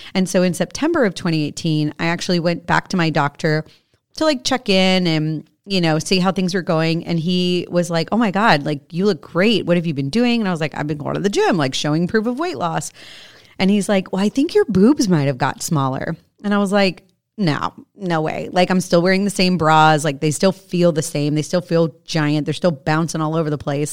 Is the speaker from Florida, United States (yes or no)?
yes; Florida, United States; I grew up in Florida, which means I grew up at the beach